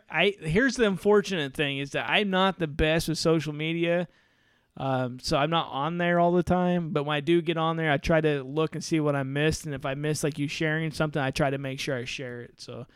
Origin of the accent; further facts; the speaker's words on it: Southern Indiana, United States; We're from Southern Indiana.